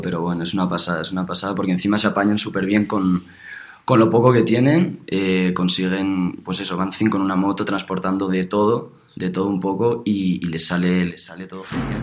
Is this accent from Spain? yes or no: yes; Alicante, Valencian Community, Spain; moved away as an adult; now in Madrid, Spain; yo soy de Alicante, eh, estoy estudiando en Madrid